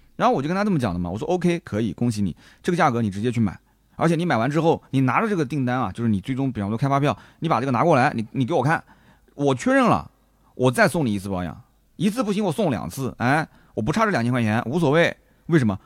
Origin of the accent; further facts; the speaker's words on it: Nanjing, Jiangsu, China; 我们南京的几个小老弟